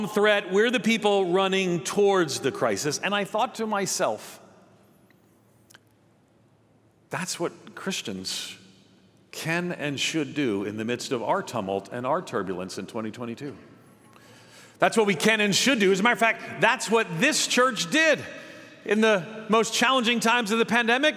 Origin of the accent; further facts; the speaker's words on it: outside of New York City, United States; When I was a kid, I grew up outside of New York City